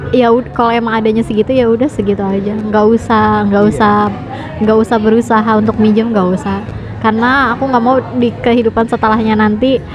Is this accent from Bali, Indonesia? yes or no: no; Jakarta, Indonesia; karena aku kan orang Betawi nih pengen loh